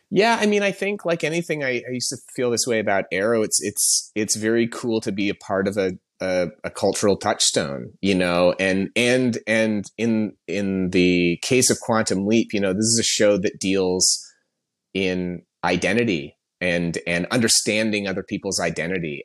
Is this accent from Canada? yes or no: yes; Canada; moved away as an adult; also born or lived in Toronto; now in Los Angeles, United States; I'm Canadian. I, I, I've been in L A for about ten years now, but I, I came up, uh, working in Toronto